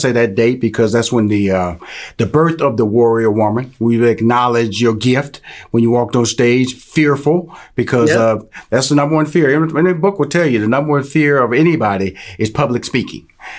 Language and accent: English; Houston, Texas, United States; I'm from Houston, Texas. So I have no humble beginnings, drive through Louisiana all the time to get to Atlanta